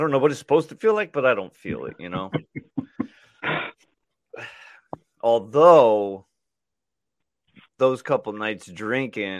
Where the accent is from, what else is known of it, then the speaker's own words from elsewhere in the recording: Michigan City, Indiana, United States; my hometown